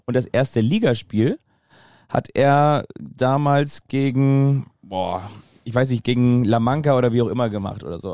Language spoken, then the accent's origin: German; Kiel, Schleswig-Holstein, Germany; als Kieler